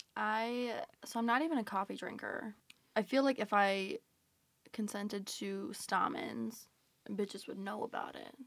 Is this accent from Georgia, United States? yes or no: yes; Georgia, United States; moved away as an adult; now in Philadelphia, United States; I'm from Georgia